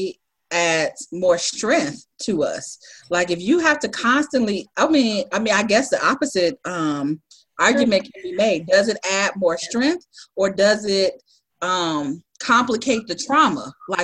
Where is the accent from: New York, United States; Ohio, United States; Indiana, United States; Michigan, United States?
Indiana, United States; moved away; I'm originally from Indiana